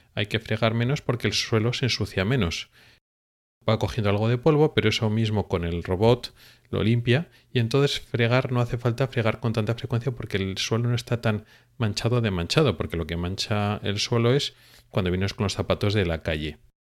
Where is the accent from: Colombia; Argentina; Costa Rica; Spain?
Spain; moved away as an adult; now in Sweden; viviendo toda la vida en España y estando en Suecia, pues unos meses